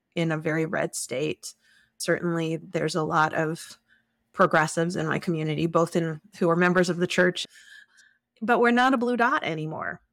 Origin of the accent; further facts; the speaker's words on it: Plymouth, New Hampshire, United States; now in Moscow, Idaho, United States; I grew up in the Starking U U Fellowship in Plymouth, New Hampshire